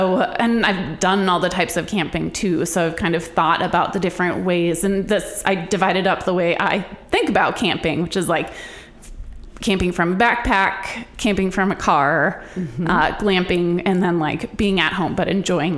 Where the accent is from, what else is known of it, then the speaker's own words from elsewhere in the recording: Duluth, Minnesota, United States; also born or lived in Norway; You know, growing up in Norway and in Duluth, I always say Duluth is like the outdoors pretending to be a town.